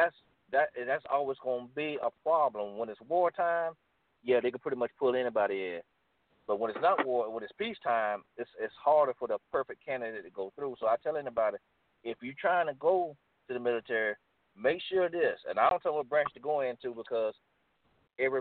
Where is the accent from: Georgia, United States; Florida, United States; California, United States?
Florida, United States; I'm from Florida, so I didn't know nothing about no snow or anything